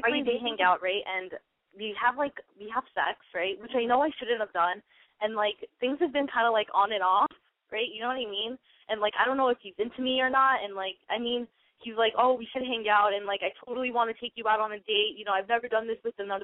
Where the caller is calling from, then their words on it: New Jersey, United States; I'm calling from New Jersey